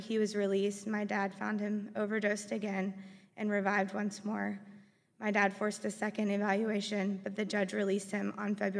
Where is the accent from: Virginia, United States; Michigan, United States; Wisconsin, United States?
Virginia, United States; Forest; We grew up in Forest, Virginia, and we had the best childhood.